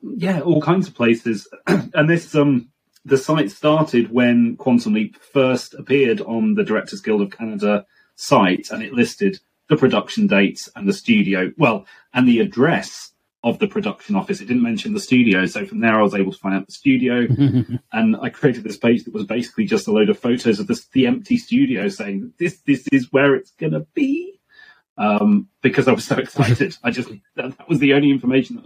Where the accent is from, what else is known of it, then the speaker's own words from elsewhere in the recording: United Kingdom; being a Brit